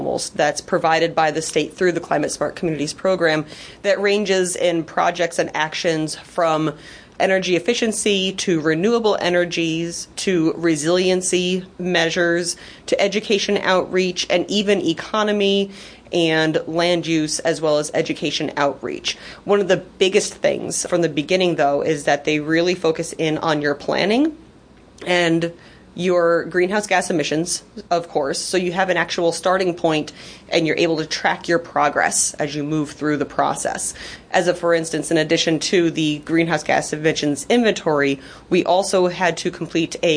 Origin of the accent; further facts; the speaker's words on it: Bethel, New York, United States; I am born and raised in Sullivan County, the town of Bethel